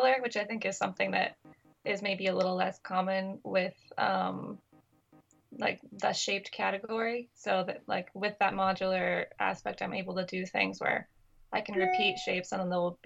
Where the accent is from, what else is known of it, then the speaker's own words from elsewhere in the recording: Anacortes, Washington, United States; now in Brooklyn, United States; I'm from Washington State. I grew up on Fidalgo Island, which is better known as Anacortes, the city of Anacortes